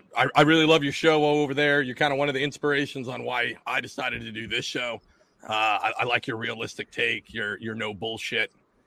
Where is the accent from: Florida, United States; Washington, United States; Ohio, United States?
Washington, United States; I'm from Washington State